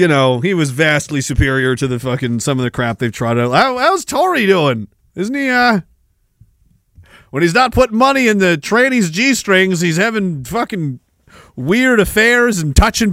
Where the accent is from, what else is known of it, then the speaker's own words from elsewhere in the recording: Toronto, Ontario, Canada; You know the Toronto people. I'm from Toronto. We all call it Toronto.